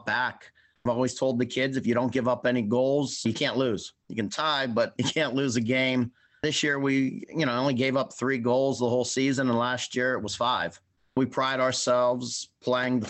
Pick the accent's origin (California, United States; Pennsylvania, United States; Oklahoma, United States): Pennsylvania, United States; Springdale; I grew up in Springdale, which is about 45 minutes away from where I live